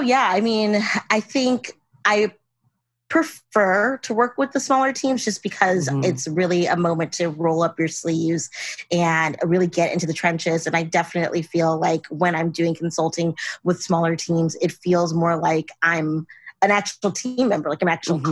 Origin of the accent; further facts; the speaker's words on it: Los Angeles, California, United States; moved back to LA, which is my hometown